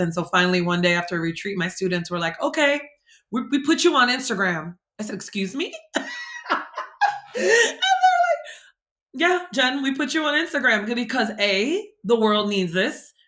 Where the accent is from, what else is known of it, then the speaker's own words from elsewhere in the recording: Jersey City, New Jersey, United States; also born or lived in San Francisco, California; I grew up in Hudson County in Jersey City, New Jersey.